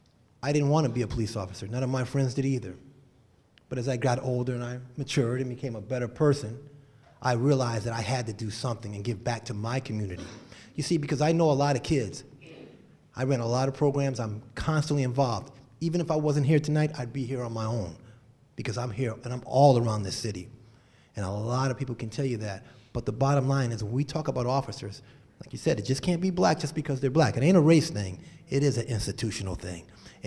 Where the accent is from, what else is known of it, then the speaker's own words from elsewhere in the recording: Connecticut, United States; was born and raised here. I don't know everybody in this room, but I know quite a few people, and I'm from the North End. I graduated from Weaver High School, went to Fox Middle, Annie Fisher, and I started in Bevy Square.